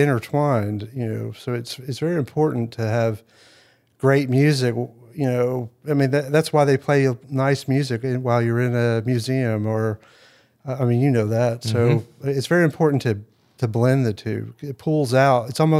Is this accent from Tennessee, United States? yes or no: yes; Jackson, Tennessee, United States; I was born in Jackson, Tennessee. I was a Navy brat, so I was born here. We lived here for a little while, and then my dad being in the Navy, we had to move around.